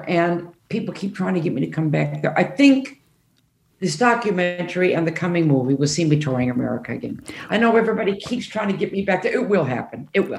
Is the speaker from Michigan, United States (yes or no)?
yes; Detroit, Michigan, United States; moved away as an adult; now in London, United Kingdom; Well, I'm from Detroit